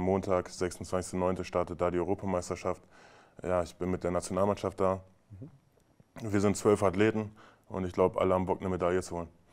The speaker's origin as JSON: {"language": "German", "town": "Braunschweig", "region": "Lower Saxony", "country": "Germany", "tie": "born or raised there", "moved": "as an adult", "lives_now": "Magdeburg, Germany", "said": "ich komme aus Braunschweig, bin gebürtiger Braunschweiger"}